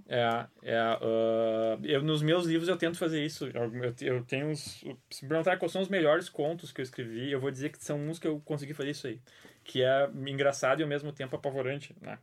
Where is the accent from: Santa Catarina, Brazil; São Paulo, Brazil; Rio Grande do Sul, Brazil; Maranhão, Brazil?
Rio Grande do Sul, Brazil; Bagé; eu sou de Bagé. Eu cresci com medo de lobisomem